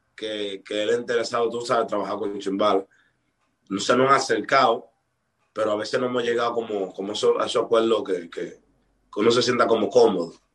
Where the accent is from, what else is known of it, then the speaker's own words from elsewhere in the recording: Dominican Republic; aquí en mi país se trabaja mucho